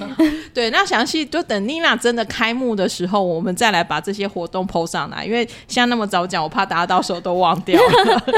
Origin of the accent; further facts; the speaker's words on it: Tainan, Taiwan; 我其实是台南人嘛